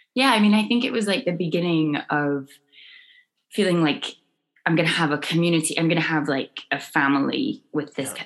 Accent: Scone, Scotland, United Kingdom; I grew up in a tiny village in Scotland called Skoon

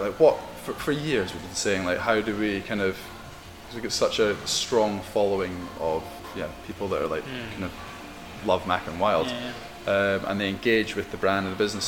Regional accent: Scotland, United Kingdom; I'm Scottish

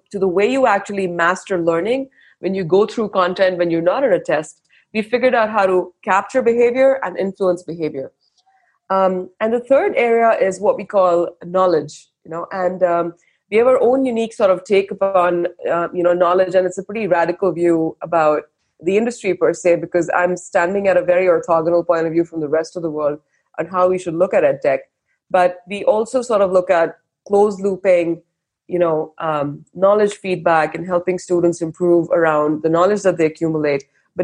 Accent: India; moved away as an adult; now in Bangalore, India; I grew up in India and I lived and worked abroad across four continents

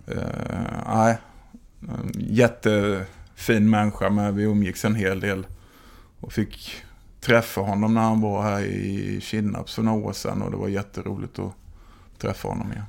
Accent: Oskarshamn, Kalmar County, Sweden; jag är från Oskarshamn.

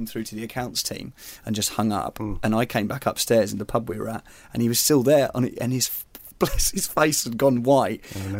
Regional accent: Surrey, South East England, United Kingdom; I'm from Surrey.

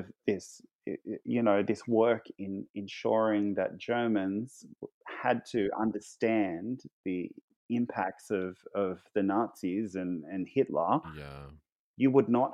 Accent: Bourke, New South Wales, Australia; I'm working in my hometown of Bourke in Western New South Wales

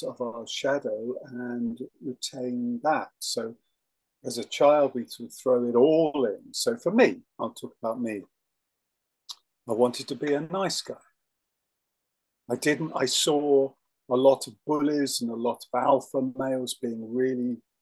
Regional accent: England, United Kingdom; I'm English

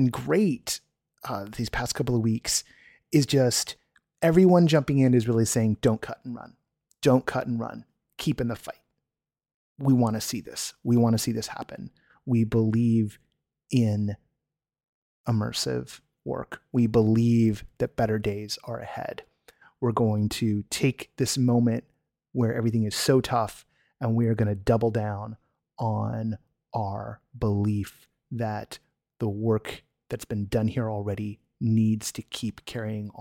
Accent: United States; I'm an American, like so many of you

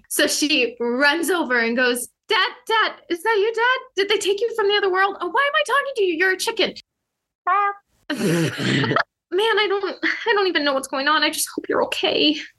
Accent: California, United States; No, I didn't. I grew up in California.

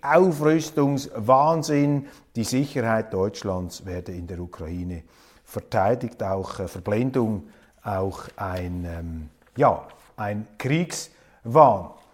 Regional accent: Switzerland; Als Schweizer

